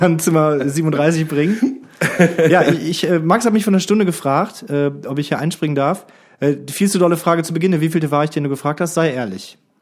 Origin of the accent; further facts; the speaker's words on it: Krefeld, North Rhine-Westphalia, Germany; moved away; in meiner Heimat in Krefeld